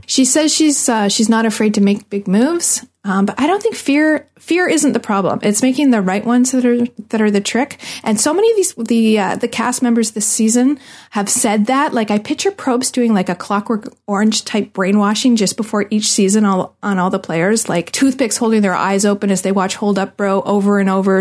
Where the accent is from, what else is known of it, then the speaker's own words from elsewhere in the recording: Canada; I'm Canadian